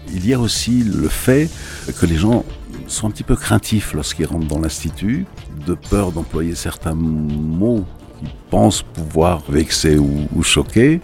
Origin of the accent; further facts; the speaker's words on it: Algeria; now in France; Moi, je suis né en Algérie également à l'époque où l'Algérie était française. Je vis en France.